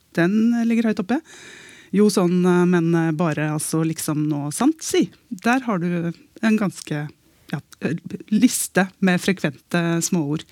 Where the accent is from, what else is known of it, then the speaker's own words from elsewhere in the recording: Eastern Norway, Norway; Jeg sitter her som østlending